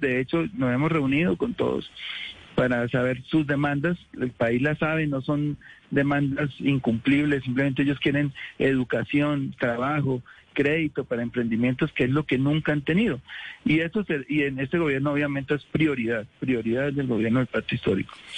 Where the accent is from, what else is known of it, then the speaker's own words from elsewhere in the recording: Colombia; como colombiano, como ciudadano